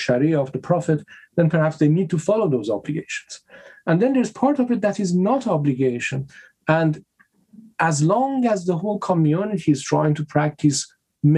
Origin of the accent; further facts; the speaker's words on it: Iran; I'm coming from Iran